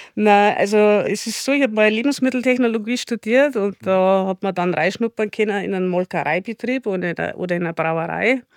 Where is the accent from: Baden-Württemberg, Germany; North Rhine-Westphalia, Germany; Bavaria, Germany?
Bavaria, Germany; Chiemgau; das erste regionale, nachhaltige Biotonic hier bei uns im Chiemgau